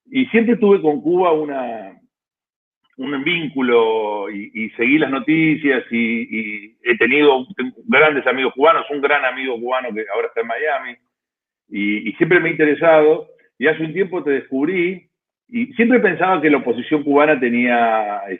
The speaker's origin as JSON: {"language": "Spanish", "country": "Argentina", "lives_now": "Buenos Aires, Argentina", "said": "Yo soy argentino, estoy en Buenos"}